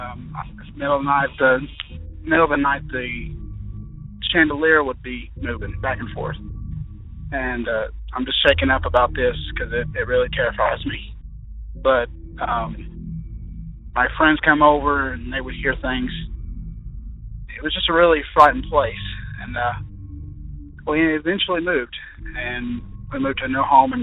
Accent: Kentucky, United States; I'm from Kentucky.

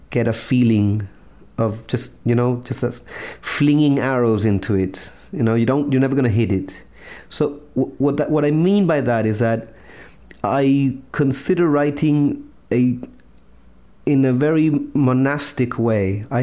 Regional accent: Chile; English is a second language; and also you know I'm from Chile. It's not like we have a personal close relationship with any U.S. president.

